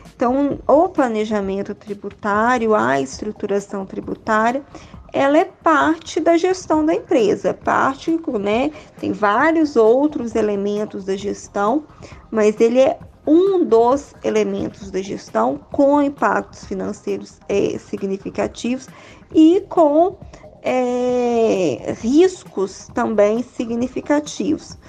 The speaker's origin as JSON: {"language": "Portuguese", "region": "interior of Minas Gerais", "country": "Brazil", "also_born_or_lived": "Belo Horizonte", "said": "eu sou do interior de Minas, eu venho de uma família de professores"}